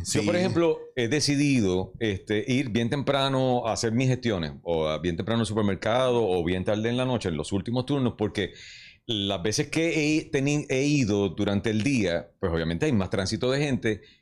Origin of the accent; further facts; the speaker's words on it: Puerto Rico; Somos dramáticos los puertorriqueños